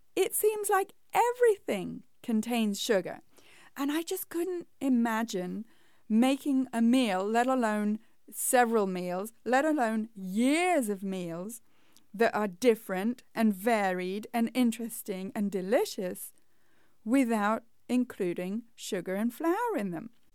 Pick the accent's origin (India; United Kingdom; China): United Kingdom; England; moved away; when I was growing up in England, that was like the staple at our house